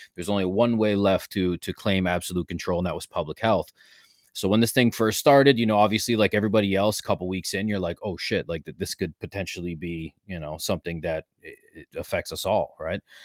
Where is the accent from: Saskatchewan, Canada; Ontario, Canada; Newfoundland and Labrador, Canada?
Ontario, Canada; born and raised in Canada, uh, Ontario specifically